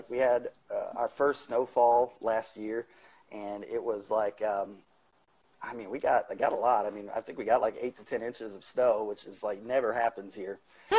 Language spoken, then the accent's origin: English; Illinois, United States; also born or lived in Colorado; now in the South, United States; I grew up in the Midwest of the country in Illinois, and so we had all four seasons.